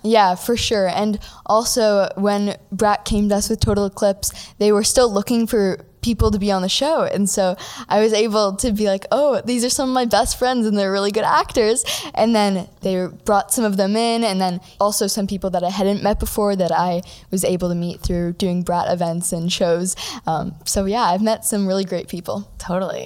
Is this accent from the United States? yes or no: no; Toronto, Ontario, Canada; I'm from Toronto, Canada.